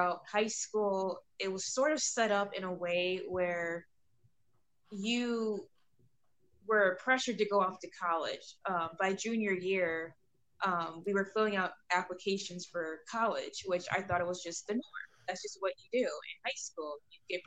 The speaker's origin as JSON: {"language": "English", "region": "Illinois", "country": "United States", "said": "I'm from Illinois"}